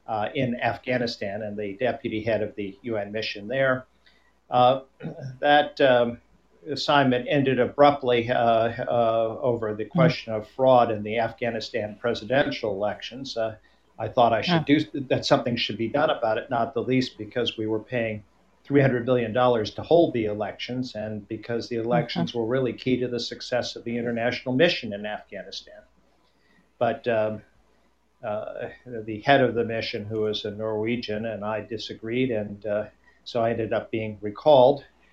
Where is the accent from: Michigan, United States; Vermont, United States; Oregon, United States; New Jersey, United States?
Vermont, United States; also born or lived in Sanibel Island, Florida; I'm originally from Vermont, and I even now divide my time between there and my home on Sanibel Island in your constituency.